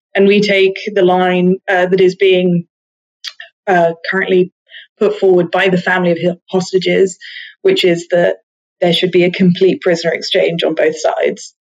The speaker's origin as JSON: {"language": "English", "country": "United Kingdom", "said": "British Jewish people"}